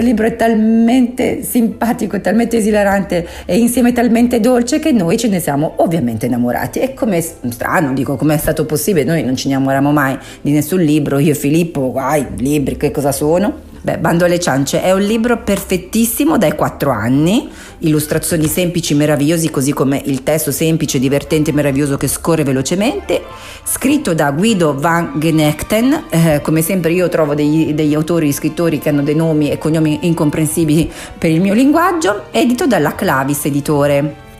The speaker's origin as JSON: {"language": "Italian", "region": "Southern Italy", "country": "Italy", "accent": "terronese (southern Italian)", "first_language": "Southern Italian dialect", "said": "parlare in teronengi, cioè nella mia lingua madre"}